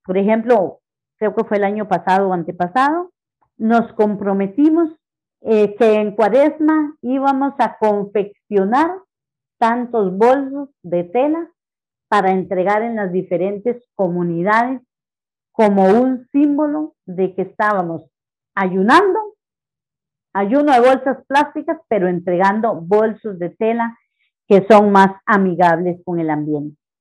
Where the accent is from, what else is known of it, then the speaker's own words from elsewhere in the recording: Pérez Zeledón, San José, Costa Rica; Soy nacida en Pérez Celedón